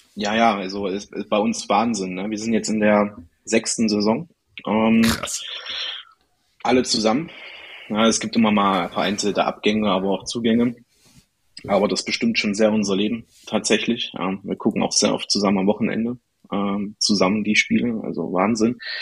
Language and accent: German; Erfurt, Thuringia, Germany; ich komme aus Erfurt, aus Thüringen.